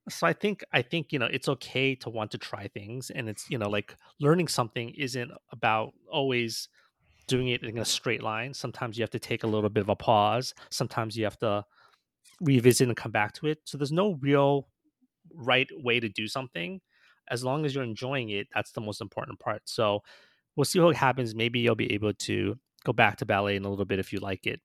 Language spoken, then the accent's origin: English; New York, United States; we grew up in New York, so we weren't really around a lot of, like, you know, water